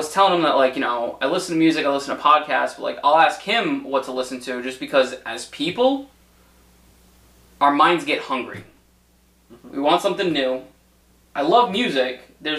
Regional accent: Providence, Rhode Island, United States; I grew up in Providence.

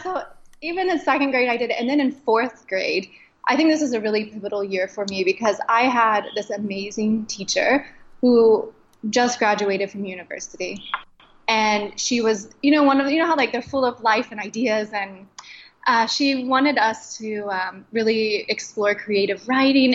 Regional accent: Midwest, United States; growing up in the Midwest, you know, you've got a pretty monochromatic group of friends

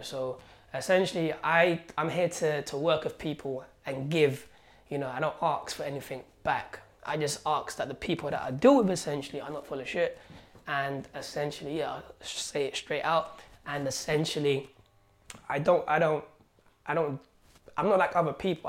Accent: Algeria; now in London, United Kingdom; I was born in Algeria where I had nothing. So when I came here, man, when I came here to London

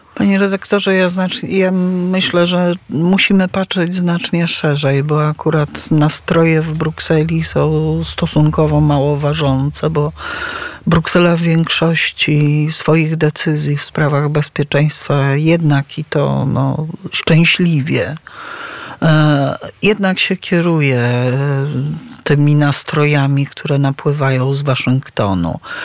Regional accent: Tricity, Pomeranian Voivodeship, Poland; Też jestem z Trójmiasta

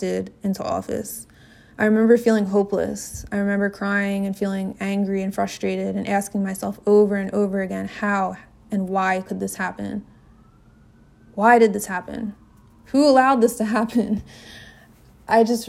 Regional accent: New Jersey, United States; now in Washington, D.C., United States; In my hometown, back in South Jersey

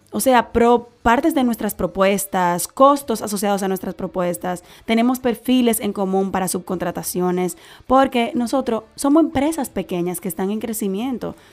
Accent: Dominican Republic; como caribeños y como dominicanos y como latinos

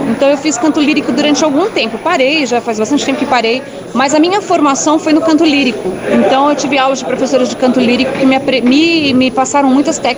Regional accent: São Paulo, Brazil; Eu sou de São Brasil? Paulo, capital, nascida no Ipiranga.

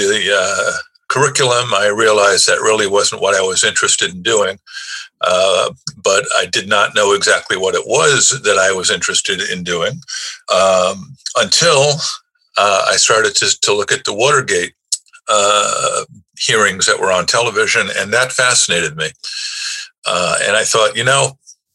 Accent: New York City, New York, United States; accent: New York; also born or lived in Brooklyn, New York / Buffalo, New York; I was born in New York City in Brooklyn, but raised primarily in the Bronx by my mother

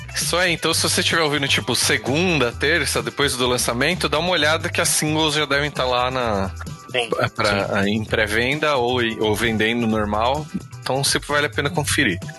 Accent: São Paulo, Brazil; a gente é paulista

